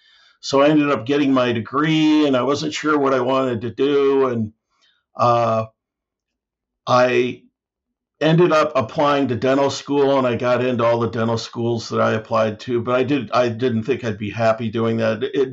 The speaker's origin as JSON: {"language": "English", "town": "Omaha", "region": "Nebraska", "country": "United States", "tie": "born or raised there", "moved": "yes", "lives_now": "Spokane, United States", "said": "I grew up in Omaha, Nebraska, which is the hometown of Mr. Warren Buffett."}